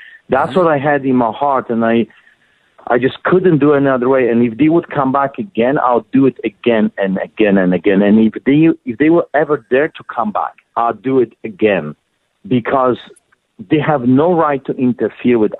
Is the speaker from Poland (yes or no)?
yes; Poland; now in Calgary, Canada; in 1981, growing up in Poland, I witnessed the solidarity movement